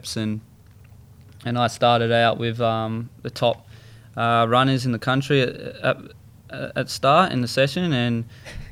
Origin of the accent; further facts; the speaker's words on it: Sydney, New South Wales, Australia; I was brought up in Maroubra.